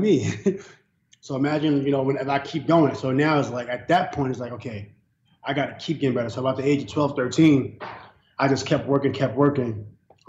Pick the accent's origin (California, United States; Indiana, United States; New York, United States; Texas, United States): New York, United States; New York City; I'm from Long Island City, Queensbridge. I was born in Queens, New York City.